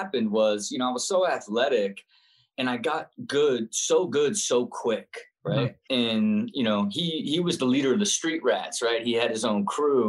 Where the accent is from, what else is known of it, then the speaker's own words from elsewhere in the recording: Kettering, Ohio, United States; I grew up and was born in Kettering, Ohio